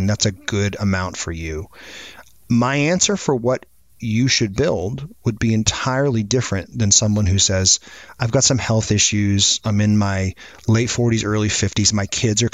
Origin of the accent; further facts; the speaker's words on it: Maine, United States; now in Atlanta, United States; I grew up in Maine